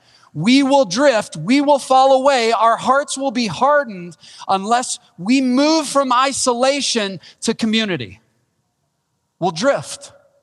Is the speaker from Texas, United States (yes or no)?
yes; Wichita Falls, Texas, United States; Now, that's not saying much. I came from Wichita Falls, Texas, all right?